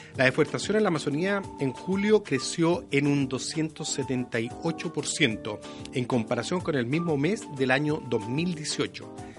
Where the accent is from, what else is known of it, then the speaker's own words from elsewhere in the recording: Chile; nosotros como chilenos